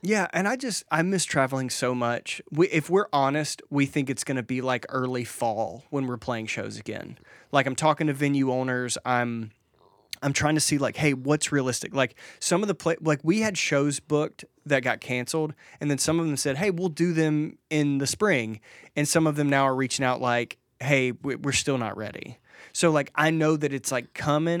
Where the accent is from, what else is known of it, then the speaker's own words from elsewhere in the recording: Mississippi, United States; I grew up in Mississippi where, like, if you wanted vacation, you just walked out into the woods.